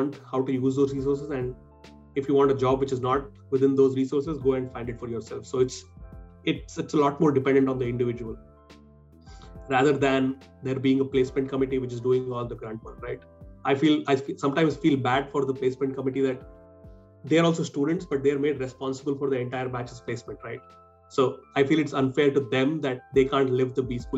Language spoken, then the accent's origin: English; Hyderabad, Telangana, India; moved away as an adult; also born or lived in Shillong / Mumbai; I was born and brought up in Hyderabad. I grew up there